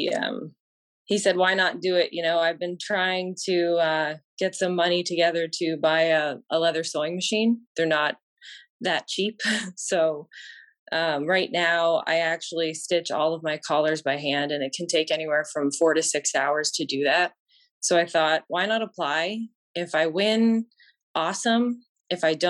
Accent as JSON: {"language": "English", "town": "Windsor", "region": "Ontario", "country": "Canada", "said": "I'm from Windsor"}